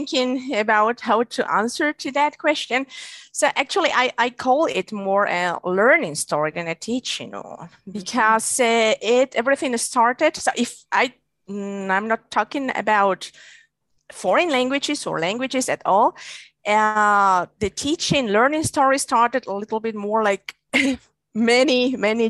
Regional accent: Guatemala; first language Spanish; English is a second language; moved away as an adult; also born or lived in Czech Republic; I'm from Guatemala, actually. And there I studied economics the same

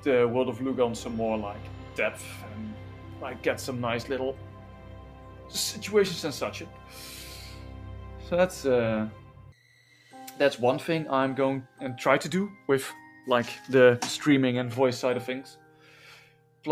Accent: Netherlands; accent: Dutchified; my English, in my opinion, sometimes sounds a bit Dutchified

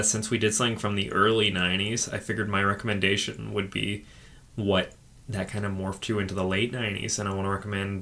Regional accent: Australia; when I was growing up in Australia

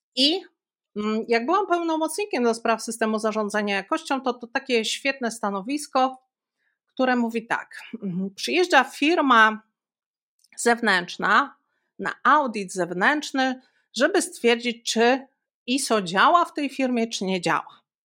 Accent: Białystok, Podlaskie Voivodeship, Poland; ja pochodzę z Białegostoku, Stoku

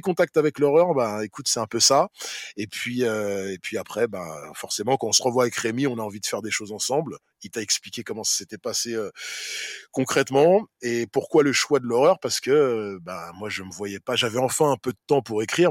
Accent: Saint-Ouen, Île-de-France, France; ma ville, là d'où je viens, où j'ai grandi, où je suis encore

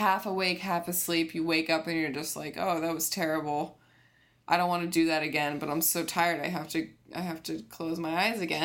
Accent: Connecticut, United States; I'm from Connecticut

